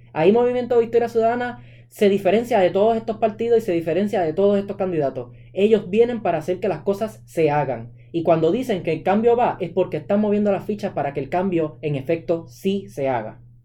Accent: Puerto Rico; todos como ciudadanos puertorriqueños

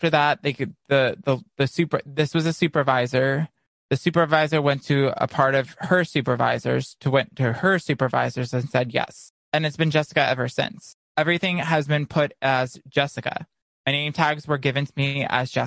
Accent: Naples, Florida, United States; moved away; my hometown in Naples

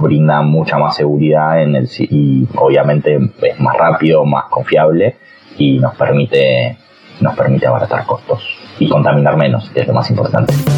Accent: Buenos Aires, Argentina; soy de Capital

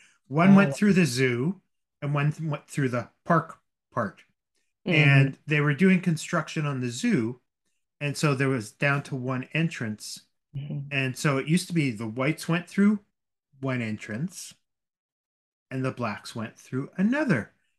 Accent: Winnipeg, Manitoba, Canada; I grew up in Winnipeg. {S1} Okay. {S0} Very multicultural city.

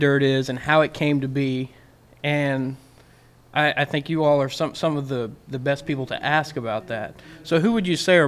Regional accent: Northeast Oklahoma, United States; I'm from Northeast Oklahoma

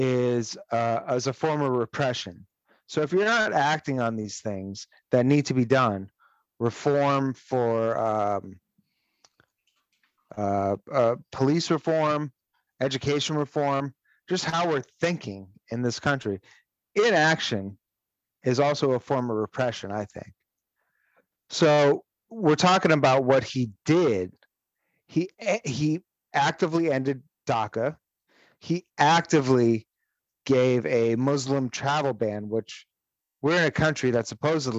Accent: Los Angeles, California, United States; I grew up with kids on the west side of LA.

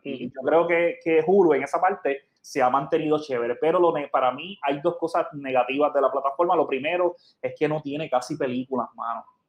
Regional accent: Puerto Rico

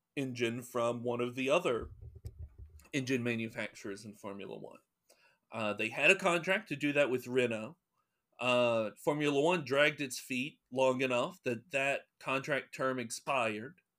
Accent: North Carolina, United States; I'm from North Carolina

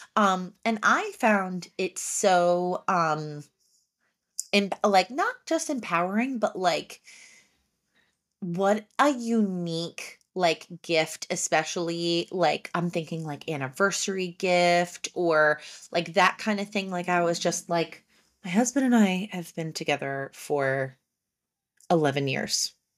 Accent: Haddon Township, New Jersey, United States; I'm from Haddon Township

